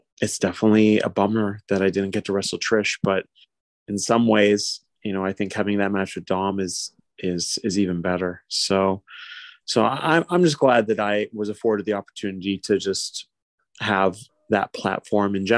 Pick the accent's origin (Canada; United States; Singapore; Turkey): Canada; New Westminster, British Columbia; born or raised there